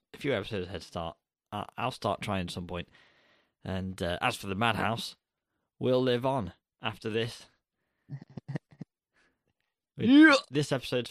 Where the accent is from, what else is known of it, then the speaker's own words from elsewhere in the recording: England, United Kingdom; We're English